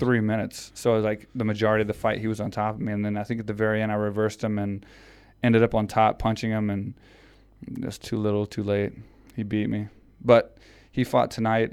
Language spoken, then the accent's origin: English; Houston, Texas, United States; it was in Houston, Texas. So it was in my hometown